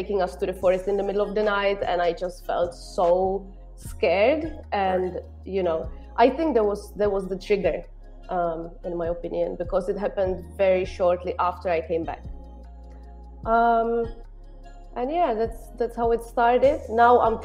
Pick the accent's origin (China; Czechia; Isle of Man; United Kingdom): Czechia; moved away as an adult; now in Malta; I'm from Czech Republic